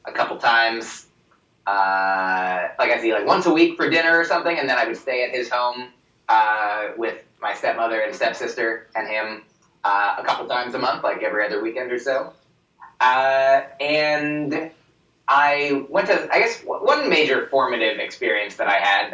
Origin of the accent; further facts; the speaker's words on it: New Jersey, United States; I grew up in New Jersey